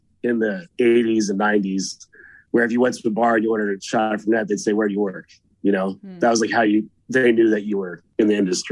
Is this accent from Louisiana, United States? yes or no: no; San Francisco, California, United States; Todd and I are both from, born and raised in San Francisco